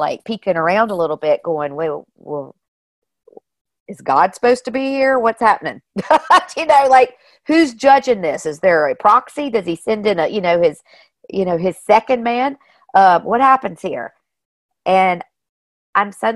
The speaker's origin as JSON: {"language": "English", "town": "Martinsville", "region": "Virginia", "country": "United States", "also_born_or_lived": "Charleston", "moved": "as an adult", "said": "I come from Martinsville, Virginia, and we have a NASCAR track there"}